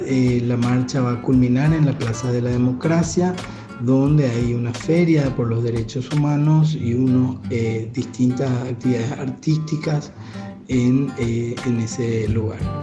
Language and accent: Spanish; Paraguay; nuestro país